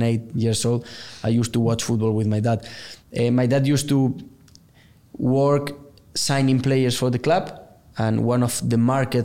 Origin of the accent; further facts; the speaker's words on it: Zaragoza, Aragon, Spain; English is a second language; now in Bilbao, Spain; I was born here, but I moved to Zaragoza when I was a kid, so I grew up in Zaragoza.